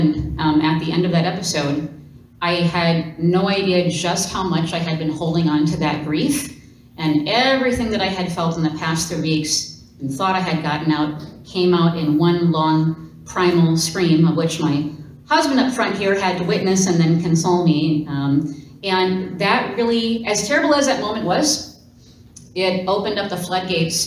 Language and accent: English; Minneapolis, Minnesota, United States; I am from Minneapolis, Minnesota